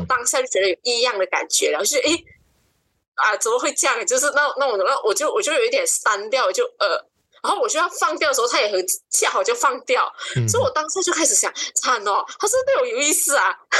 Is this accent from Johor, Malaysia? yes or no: no; Kuching, Sarawak, Malaysia; 二十八岁，就是我是嗯九五年嗯生的女生，然后我是出生在古晋十二月